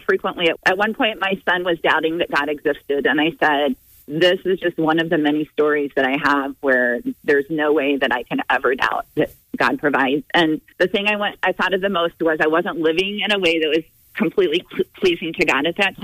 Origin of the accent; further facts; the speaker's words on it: Indiana, United States; I was from Indiana